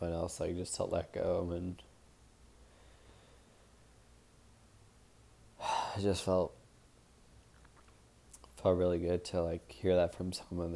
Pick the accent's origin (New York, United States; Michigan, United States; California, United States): California, United States; Long Beach; Long Beach Marathon in October. It's gonna be my hometown race